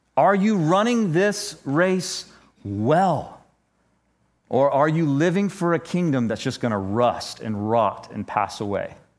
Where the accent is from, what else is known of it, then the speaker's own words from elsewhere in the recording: United States; us as twenty-first century American Christians